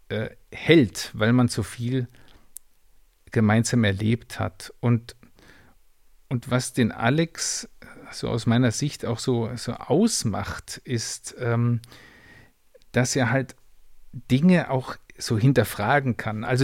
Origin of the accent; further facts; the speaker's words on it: Rheinfelden, Baden-Württemberg, Germany; wir sind beide äh, in Rheinfelden äh, aufgewachsen an der Schweizer Grenze in der Nähe von Basel.